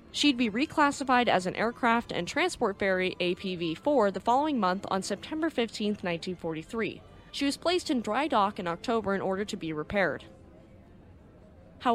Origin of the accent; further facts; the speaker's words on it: United States; I'm American and I learned about World War II in school